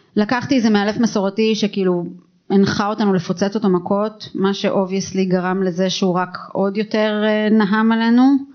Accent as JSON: {"language": "Hebrew", "country": "Israel", "tie": "born or raised there", "also_born_or_lived": "Tel Aviv / Hod HaSharon", "said": "אני גדלתי במושב"}